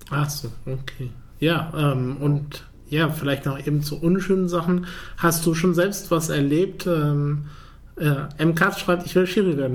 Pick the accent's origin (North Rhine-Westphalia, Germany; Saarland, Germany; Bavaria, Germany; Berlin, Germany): North Rhine-Westphalia, Germany; Paderborn; Ich komme aus Paderborn